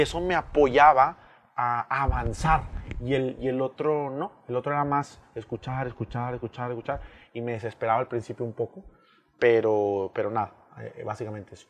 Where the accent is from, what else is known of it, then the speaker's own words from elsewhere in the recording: Mexico; Somos mexicanos